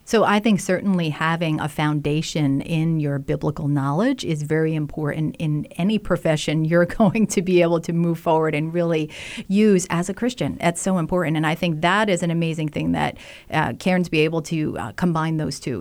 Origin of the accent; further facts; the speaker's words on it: New Jersey, United States; also born or lived in Philadelphia; now in Rochester, United States; I'm from New Jersey originally